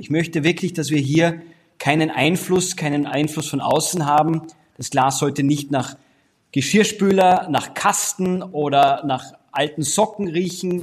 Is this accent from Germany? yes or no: no; Austria; meinem Heimatland Österreich